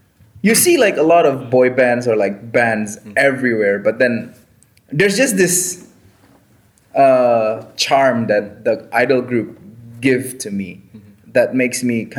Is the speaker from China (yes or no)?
no; Indonesia; now in Japan; I'm from Indonesia.